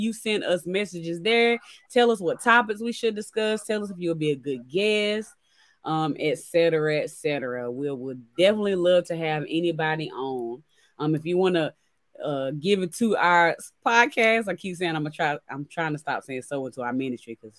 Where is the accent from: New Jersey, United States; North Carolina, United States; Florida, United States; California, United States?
North Carolina, United States; Chatham County; I'm from Chatham County. I am